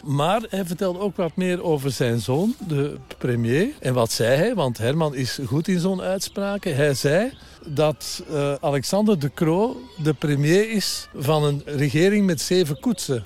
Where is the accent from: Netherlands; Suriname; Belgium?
Belgium; ik ben een Belg, ik ben een Belg